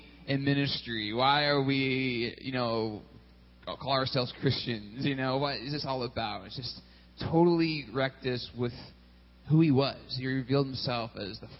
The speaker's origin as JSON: {"language": "English", "region": "Texas", "country": "United States", "tie": "born or raised there", "also_born_or_lived": "California / Richmond", "moved": "as an adult", "said": "I'm originally from Texas, grew up in Texas, but I spent 5 years in California, too, and back to Texas, and that's all my growing up years"}